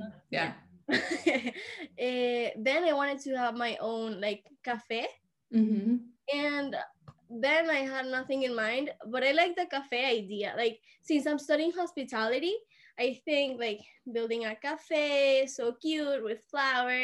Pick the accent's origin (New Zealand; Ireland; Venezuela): Venezuela; now in Switzerland; I'm from Venezuela, and I currently study in Switzerland.